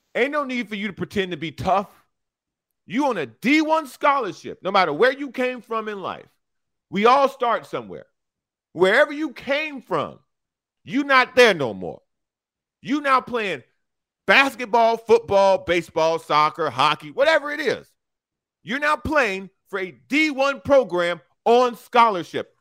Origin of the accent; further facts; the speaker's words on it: Chicago, Illinois, United States; moved away; I'm from Chicago